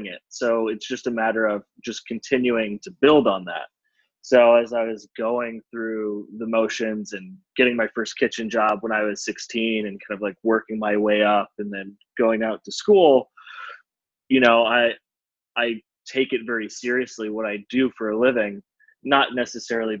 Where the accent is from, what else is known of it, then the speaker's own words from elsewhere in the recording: Cleveland, Ohio, United States; also born or lived in Denver; now in Chicago, United States; I grew up in Cleveland